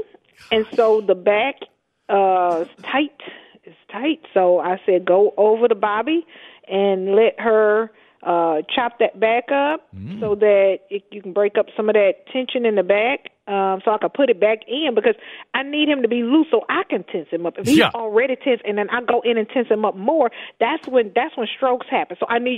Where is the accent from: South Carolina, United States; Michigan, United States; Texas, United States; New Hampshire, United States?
Texas, United States; Houston; So I grew up in Houston's Fifth Ward, underserved community, one of the most historic, one of the oldest communities, and still a lot of lack, a lot of poverty.